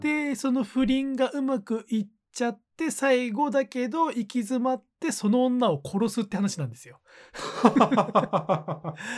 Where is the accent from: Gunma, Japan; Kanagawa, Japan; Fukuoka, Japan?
Gunma, Japan; Takasaki; 俺地元が高崎駅で